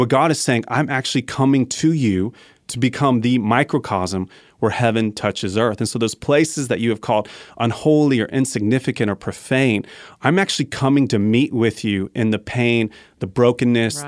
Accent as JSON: {"language": "English", "region": "Colorado", "country": "United States", "said": "I'm from Colorado"}